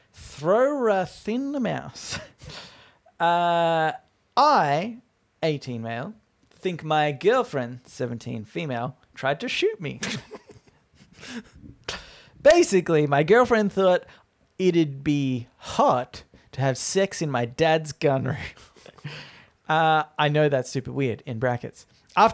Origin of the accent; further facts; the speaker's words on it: Australia; I'm an Australian.